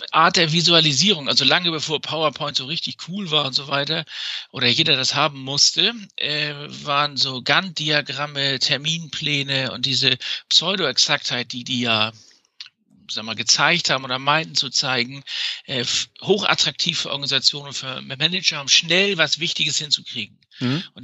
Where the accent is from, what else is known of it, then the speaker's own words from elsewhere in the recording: Hamburg, Germany; Ich komme nämlich aus Hamburg, aus dem Norden. Ich Bin auch ein Kind des Nordens.